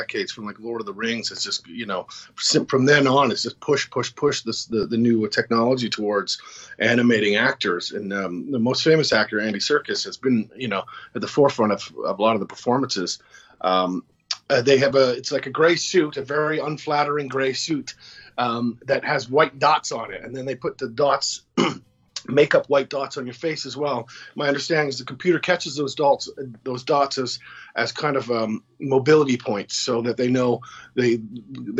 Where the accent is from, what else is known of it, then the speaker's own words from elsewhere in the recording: Canada; I'm Canadian, watch Hockey Night in Canada